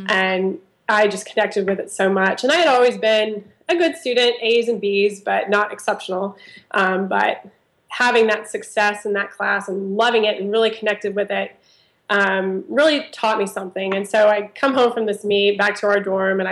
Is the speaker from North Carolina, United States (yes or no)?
no; Auburn, Alabama, United States; I grew up actually in Auburn, Alabama